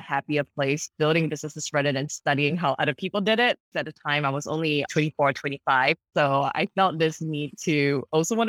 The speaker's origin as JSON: {"language": "English", "country": "Singapore", "tie": "born or raised there", "moved": "as an adult", "lives_now": "Los Angeles, United States", "said": "I grew up in Singapore, traditional Asian parents"}